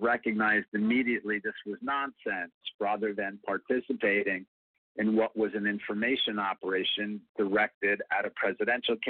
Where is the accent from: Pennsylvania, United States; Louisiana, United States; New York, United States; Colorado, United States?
New York, United States; I was raised in New York